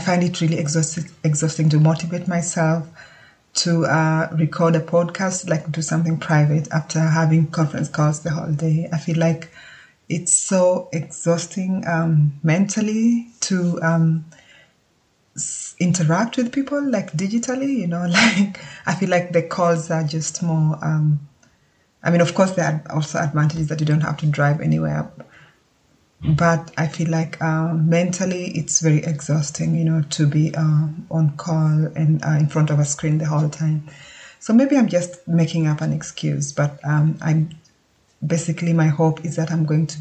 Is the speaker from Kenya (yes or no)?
yes; Kenya; now in Germany; I live in Germany. I was born and brought up in Kenya.